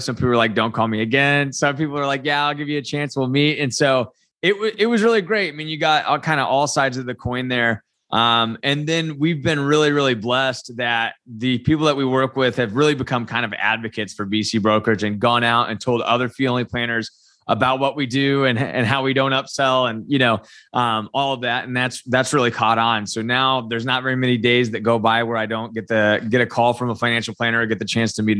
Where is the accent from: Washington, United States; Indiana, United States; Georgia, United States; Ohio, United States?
Indiana, United States; Alexandria; also born or lived in Muncie; I was born and raised and currently live in Indiana. So I was from Muncie originally and then grew up kind of in a little small town called Alexandria.